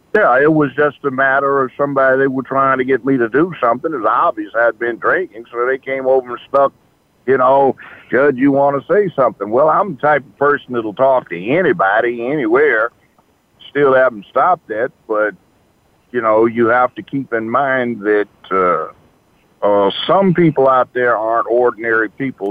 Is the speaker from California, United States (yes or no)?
yes; Los Angeles, California, United States; moved away as an adult; also born or lived in Memphis, Tennessee; I grew up in Los Angeles.